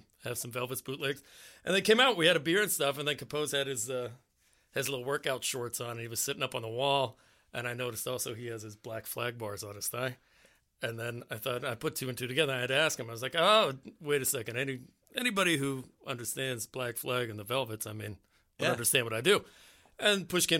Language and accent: English; McKees Rocks, Pennsylvania, United States; moved away as an adult; also born or lived in Edinboro, Pennsylvania / San Diego, California; I grew up in the Rocks